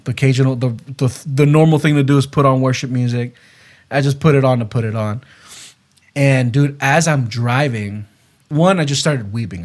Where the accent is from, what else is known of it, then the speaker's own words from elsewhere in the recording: West Palm Beach, Florida, United States; moved away; also born or lived in Gainesville, Florida; I went back to my hometown, to West Palm Beach, Florida